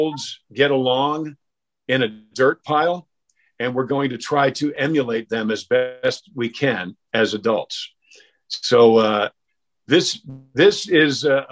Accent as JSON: {"language": "English", "town": "Mount Kisco", "region": "New York", "country": "United States", "moved": "yes", "said": "I'm from Mount Kisco, New York"}